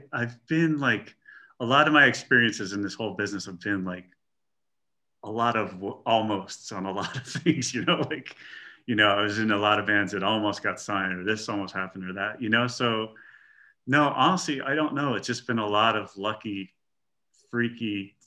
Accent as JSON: {"language": "English", "region": "Pennsylvania", "country": "United States", "moved": "yes", "lives_now": "Los Angeles, United States"}